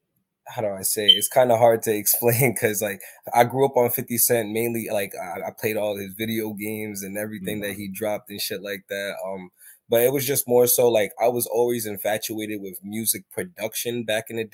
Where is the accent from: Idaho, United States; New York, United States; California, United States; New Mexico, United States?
New York, United States; New York City; now in Staten Island, New York, United States; I'm from Brooklyn, but I lived here so long that it's like it's etched in me at this point.